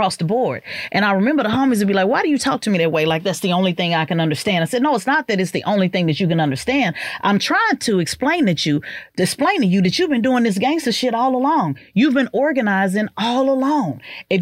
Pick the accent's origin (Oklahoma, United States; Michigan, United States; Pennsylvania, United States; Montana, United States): Oklahoma, United States; Oklahoma City; moved away as an adult; also born or lived in Orlando / Dallas; I come from Midwest, which ran offense for the West Coast. So it was very much, you know, gang related. I grew up in a power neighborhood